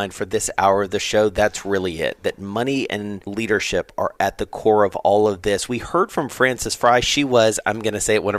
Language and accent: English; Atlanta, Georgia, United States; moved away; I'm from Atlanta